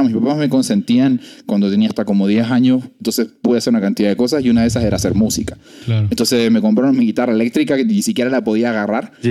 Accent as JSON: {"language": "Spanish", "region": "Valparaíso", "country": "Chile", "tie": "born or raised there", "moved": "as an adult", "lives_now": "Mexico", "said": "yo nací en Ozono, pero yo digo que soy de Valparaíso, se me preguntan."}